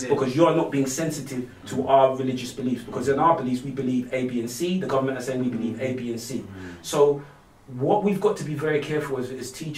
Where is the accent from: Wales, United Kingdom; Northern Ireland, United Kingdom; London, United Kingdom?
London, United Kingdom; I'm a Londoner through and through. I'm from East London, so I was very lucky to be raised in a very multicultural community